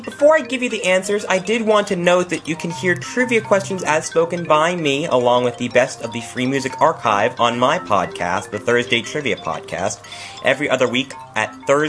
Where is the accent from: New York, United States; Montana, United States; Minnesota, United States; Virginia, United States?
New York, United States; Fordham Road, Prospect Park, and Canal Street are all stations in the subway system of my hometown of New York.